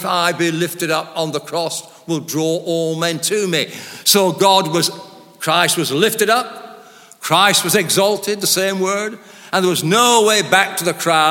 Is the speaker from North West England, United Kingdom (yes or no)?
yes; Lancashire, North West England, United Kingdom; moved away as an adult; also born or lived in Oxford; I was brought up in Lancashire in a very, what they called, low church.